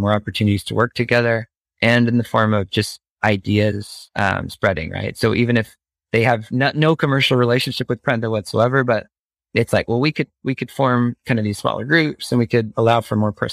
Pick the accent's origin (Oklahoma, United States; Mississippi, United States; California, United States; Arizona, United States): Arizona, United States; Phoenix suburbs; growing up in the Phoenix suburbs